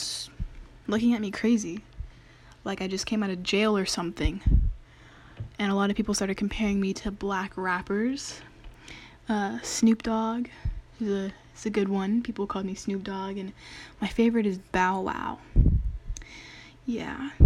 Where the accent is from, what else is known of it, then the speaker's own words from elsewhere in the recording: Daly City, California, United States; I went to a predominantly Asian middle school. If you know Daly City, it is the most populated place full of Filipinos